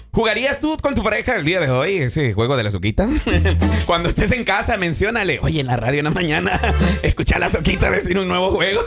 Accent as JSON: {"language": "Spanish", "country": "El Salvador", "also_born_or_lived": "Mexico", "moved": "yes", "said": "para nosotros en El Salvador, esa palabra significa una perrita."}